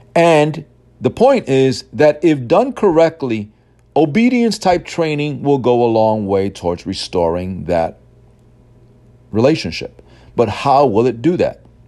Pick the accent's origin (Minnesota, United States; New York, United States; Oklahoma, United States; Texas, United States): New York, United States; New York City; I grew up in Brooklyn and then Queens in the city